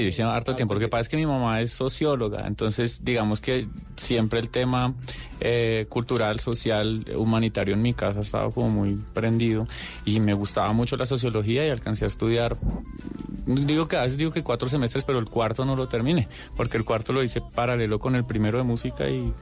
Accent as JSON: {"language": "Spanish", "town": "Bogotá", "region": "Bogotá Capital District", "country": "Colombia", "said": "somos tres rolos"}